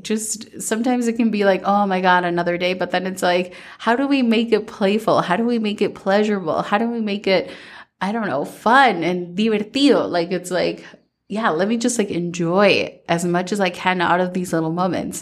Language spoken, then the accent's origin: English; Minnesota, United States; growing up in Minnesota